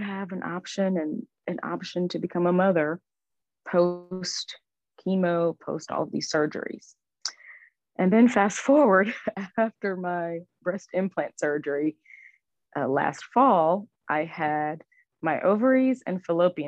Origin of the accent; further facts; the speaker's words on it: Houston, Texas, United States; moved away as an adult; also born or lived in New York City area; I relocated from the New York City area back home to Houston for all of my treatment